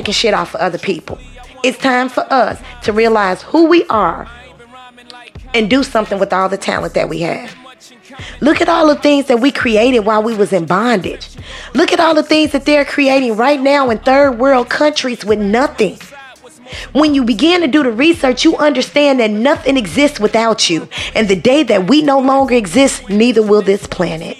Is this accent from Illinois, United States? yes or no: yes; Chicago, Illinois, United States; now in Southern United States, United States; I was born and brought up in Illinois, in Chicago, okay? We live in the South now.